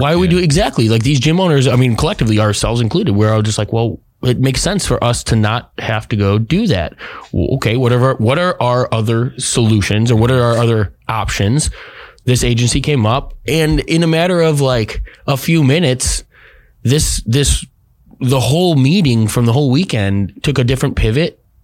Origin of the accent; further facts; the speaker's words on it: Midwest, United States; now in Arizona, United States; I come from the Midwest